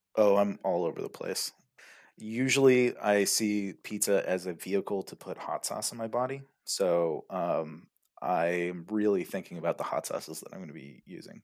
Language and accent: English; California, United States; moved away as an adult; now in Germany; I'm from California